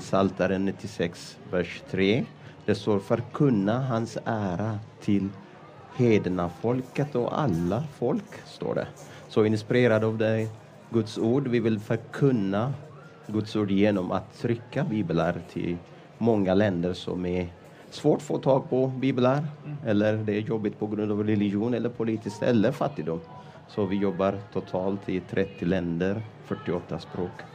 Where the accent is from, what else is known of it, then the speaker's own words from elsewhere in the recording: Ethiopia; Swedish is a second language; moved away as an adult; now in Sweden; jag kom från Etiopien. Jag har blivit frälst genom pingstarbete i Etiopien